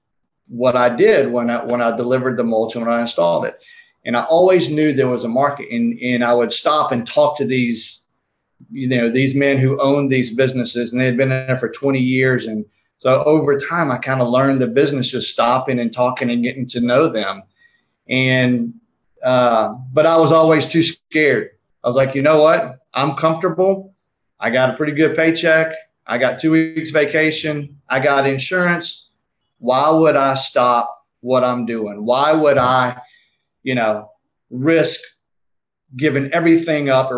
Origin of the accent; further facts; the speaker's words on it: South Georgia, United States; now in Marietta, United States; I grew up in South Georgia where we didn't even know what mulch was